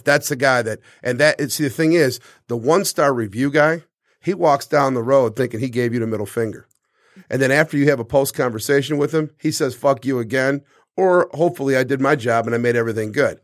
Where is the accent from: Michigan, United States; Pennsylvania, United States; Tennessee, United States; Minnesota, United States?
Michigan, United States; Detroit; also born or lived in Harrison Township, Michigan; I'm from the East Side. Uh, my mother lived in Harrison Township and my father lived in the city on the East Side.